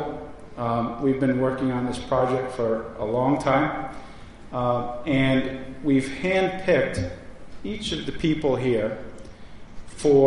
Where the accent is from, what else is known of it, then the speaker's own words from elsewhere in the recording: Yarmouth, Maine, United States; I grew up in Yarmouth